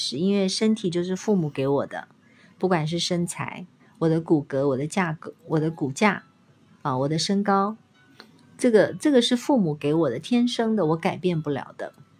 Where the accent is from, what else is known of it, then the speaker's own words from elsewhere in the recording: China; 我们中国人的肢体是比较僵硬的。